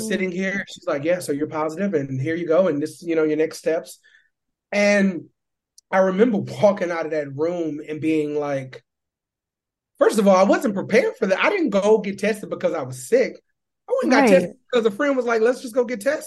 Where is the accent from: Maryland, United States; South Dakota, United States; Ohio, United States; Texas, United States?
Texas, United States; Houston; now in New York, United States; growing up in the South, specifically growing up in Houston, Texas